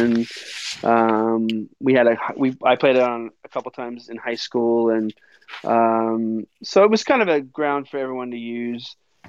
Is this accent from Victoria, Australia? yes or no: yes; Melbourne, Victoria, Australia; moved away; also born or lived in Minnesota; So yeah, that's right where I grew up in Melbourne.